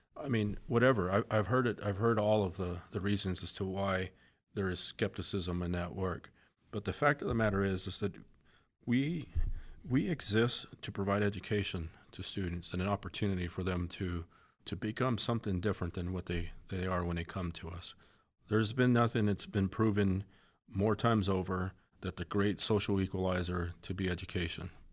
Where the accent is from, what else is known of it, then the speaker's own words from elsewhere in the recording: Coolidge, Arizona, United States; I grew up in Coolidge, Arizona.